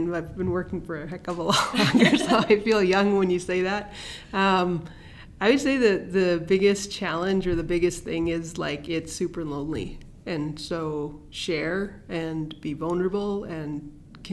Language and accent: English; Edmonton, Alberta, Canada; now in Calgary, Canada; I grew up in Edmonton